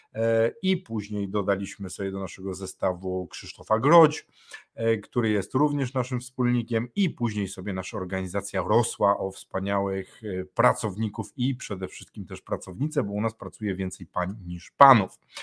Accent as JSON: {"language": "Polish", "country": "Poland", "said": "u każdego z nas w Polsce"}